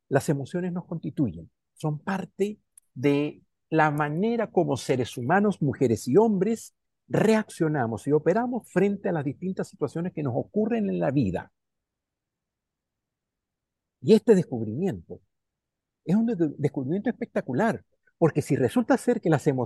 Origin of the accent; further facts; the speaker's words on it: Chile; also born or lived in Venezuela; yo soy chileno y soy venezolano. Entonces se me, sale el Caribe en mi alegría y la tristeza en mi ser de la sierra también. Soy de la cordillera, mi corazón es cordillera.